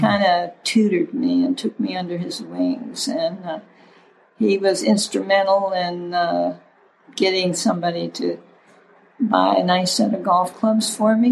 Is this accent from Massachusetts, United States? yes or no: no; St. Petersburg, Florida, United States; I grew up in St. Petersburg, Florida